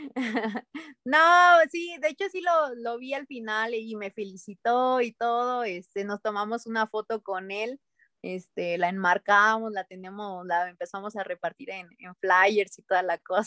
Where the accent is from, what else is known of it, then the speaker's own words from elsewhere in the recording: Mexico; como delegación mexicana